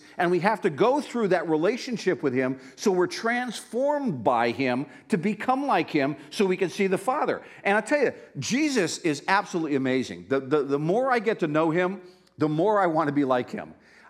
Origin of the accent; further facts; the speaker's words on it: Pennsylvania, United States; You know, I grew up in Northeast Pennsylvania. I grew up in an Italian, Polish neighborhood